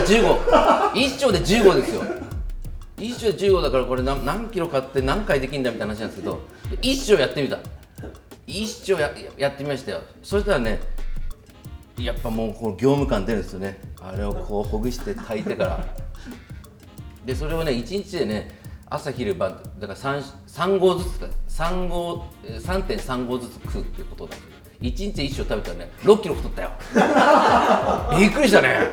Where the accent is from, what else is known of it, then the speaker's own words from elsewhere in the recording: Niigata, Japan; 僕新潟県の出身